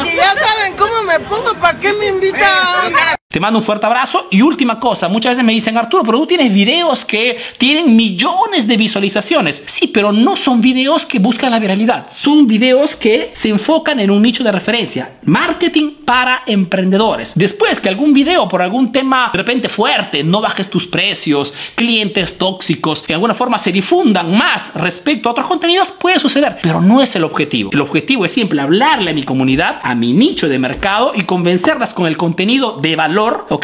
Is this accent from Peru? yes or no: yes; Peru; now in Italy